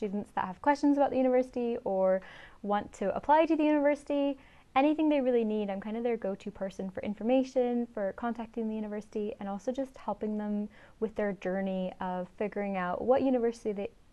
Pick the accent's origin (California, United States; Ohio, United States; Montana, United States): California, United States; Riverside; moved away as an adult; now in Scotland, United Kingdom; I'm originally from Southern California, so in a place called Riverside, which is kind of outside